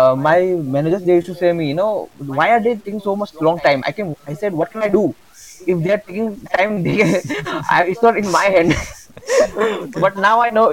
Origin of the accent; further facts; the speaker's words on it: Imphal, Manipur, India; moved away; I came in my hometown, okay, Imphal